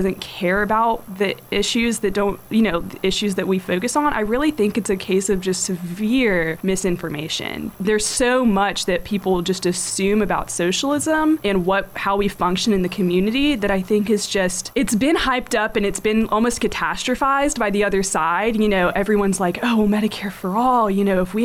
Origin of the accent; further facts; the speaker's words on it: the South, United States; I grew up in the South, so naturally my parents are Republicans.